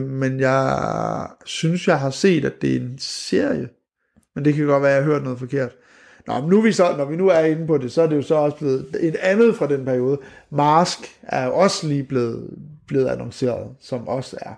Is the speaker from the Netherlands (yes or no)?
no; Skanderborg, Central Denmark Region, Denmark; moved away; Jeg er fra Skanderborg.